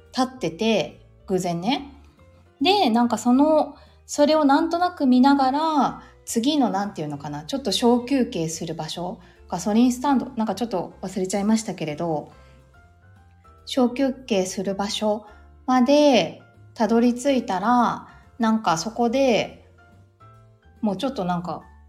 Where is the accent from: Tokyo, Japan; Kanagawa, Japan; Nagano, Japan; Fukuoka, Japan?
Kanagawa, Japan; 私、そう、もともと神奈川出身なんですけど